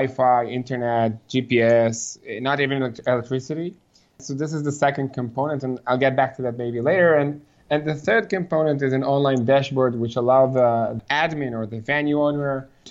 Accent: Israel; Grown up here in Israel, where I'm currently talking with you.

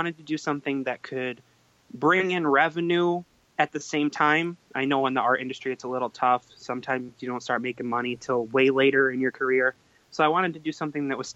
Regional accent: Canandaigua, New York, United States; I am from Canandaigua, New York

